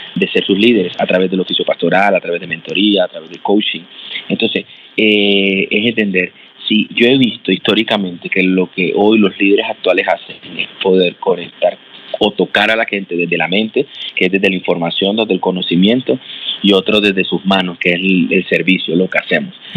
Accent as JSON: {"language": "Spanish", "town": "Barranquilla", "region": "Atlántico", "country": "Colombia", "tie": "born or raised there", "moved": "as an adult", "said": "yo soy de la ciudad de Barranquilla, Colombia. Si allí, he vivido toda mi vida ahí"}